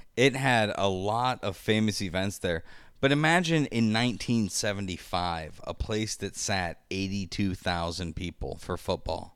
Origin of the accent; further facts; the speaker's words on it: Michigan, United States; I grew up in Michigan